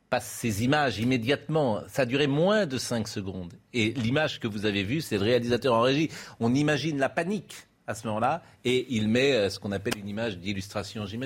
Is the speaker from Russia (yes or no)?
yes; Russia; Croyez-moi. Moi, je suis russe. Hein.